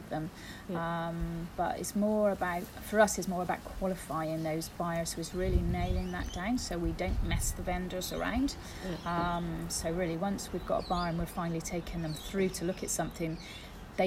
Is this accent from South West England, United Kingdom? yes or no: yes; Bristol, South West England, United Kingdom; moved away as an adult; now in Noosa, Australia; Bristol, my hometown originally, in the UK